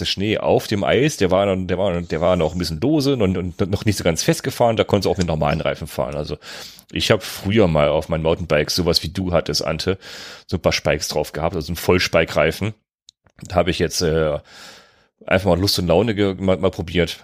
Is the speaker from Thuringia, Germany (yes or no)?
no; North Rhine-Westphalia, Germany; Ich komme aus NRW